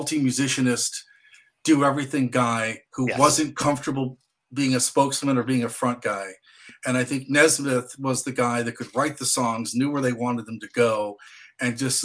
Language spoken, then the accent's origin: English; Midwest, United States; me growing up in the Midwest, walking to a record store